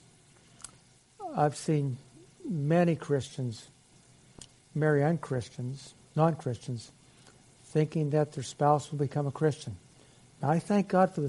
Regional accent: Aliquippa, Pennsylvania, United States; I was raised in Aliquippa, Pennsylvania

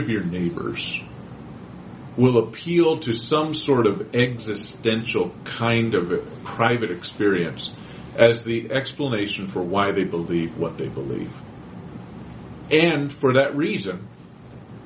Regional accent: Quakertown, Pennsylvania, United States; I grew up in Quakertown. That's my hometown. It's Quakertown.

